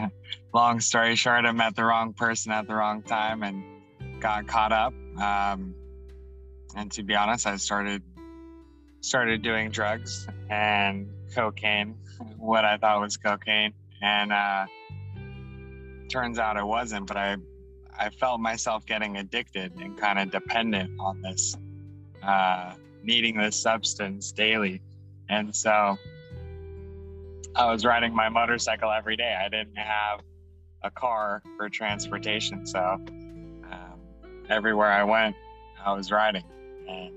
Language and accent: English; Los Angeles, California, United States; born and raised in Los Angeles, lived here my whole life